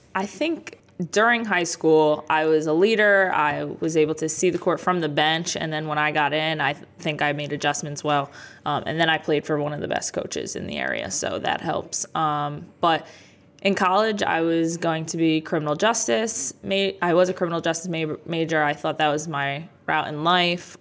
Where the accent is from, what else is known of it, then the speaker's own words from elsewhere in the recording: Jackson, New Jersey, United States; also born or lived in Bronx, New York / Freehold, New Jersey; I was born in the Bronx, but I grew up in this area. So I lived in Freehold, and then most of my life I lived in Jackson